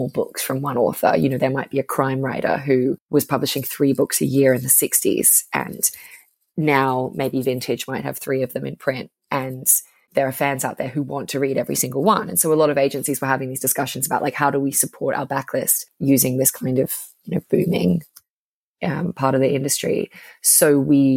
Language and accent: English; Brisbane, Queensland, Australia; accent: Australian; moved away as an adult; also born or lived in Sydney, Australia; now in United Kingdom; I'm from Brisbane in Australia, where there kind of is no media.